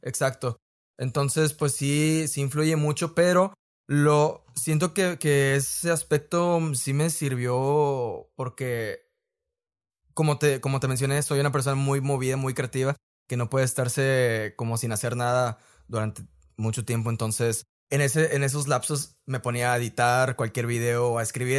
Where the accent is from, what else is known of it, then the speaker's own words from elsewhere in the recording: Reynosa, Tamaulipas, Mexico; also born or lived in Guanajuato; soy de de Reynosa, tal cual. He vivido casi toda mi vida aquí, a excepción de, un año que estuve viviendo en Guanajuato